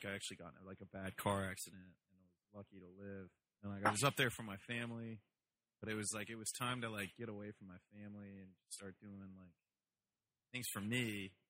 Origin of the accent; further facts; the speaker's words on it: Ohio, United States; also born or lived in Toledo; I'm from Ohio